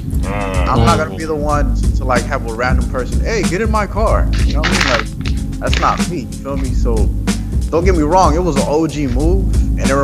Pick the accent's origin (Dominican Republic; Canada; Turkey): Dominican Republic; I'm from DR, I'm from Dominican